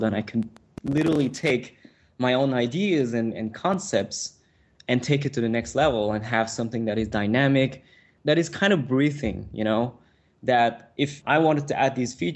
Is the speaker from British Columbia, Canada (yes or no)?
no; Montreal, Quebec, Canada; first language French; English is a second language; I come from Montreal, which is a very small city